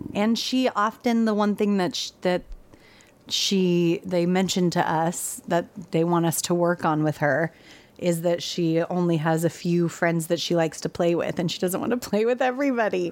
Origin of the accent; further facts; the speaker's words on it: California, United States; also born or lived in Texas; my family's from Texas, but I was raised in California